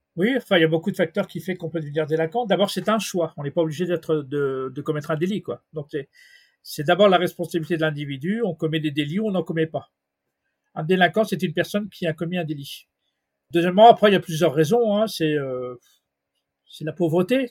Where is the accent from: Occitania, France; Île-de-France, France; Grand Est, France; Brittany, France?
Île-de-France, France; Mantes-la-Jolie; je suis de Mantes-la-Jolie, dans le 78.